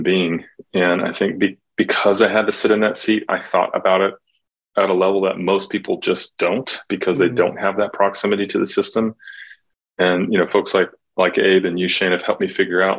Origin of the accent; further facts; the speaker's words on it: Oklahoma, United States; moved away as an adult; I grew up in Oklahoma and moved away for a number of years